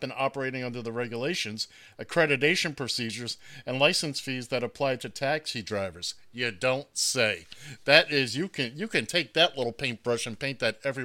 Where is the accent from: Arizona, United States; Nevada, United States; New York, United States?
New York, United States; New York City; I grew up in Manhattan, so I grew up, look, I could hail a cab before I could walk